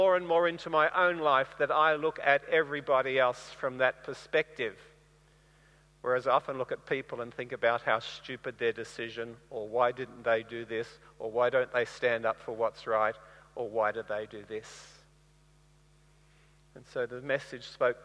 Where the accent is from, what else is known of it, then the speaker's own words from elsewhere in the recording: Bundaberg, Queensland, Australia; moved away; I grew up in Bundaberg, and it's a nice warm place to live